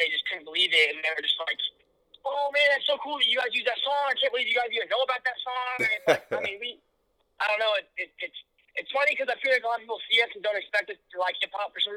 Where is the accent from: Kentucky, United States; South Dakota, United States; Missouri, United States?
Missouri, United States; Kansas City; growing up in the Midwest has been great, and I got no complaints